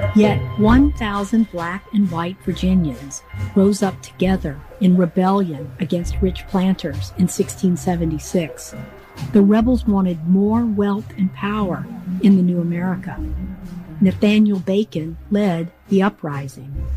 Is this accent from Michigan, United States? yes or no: no; Greensboro, North Carolina, United States; I was born in Greensboro, North Carolina in 1963